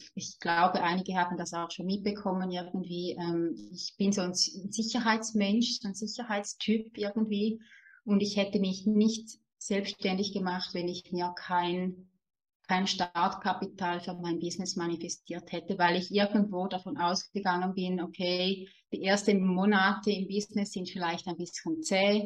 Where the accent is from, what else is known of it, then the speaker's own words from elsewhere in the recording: Switzerland; accent: Swiss German dialect; ich lebe in der Schweiz, wie man vielleicht auch hört an meinem süßen Dialekt